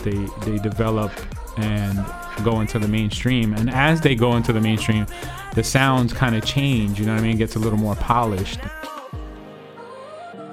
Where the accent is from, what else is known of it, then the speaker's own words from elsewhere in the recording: New Jersey, United States; also born or lived in Brazil / Bronx, New York; I came to America when I was like 4 or 5 years old, and my family originally moved to like the Bronx. Then we moved to Jersey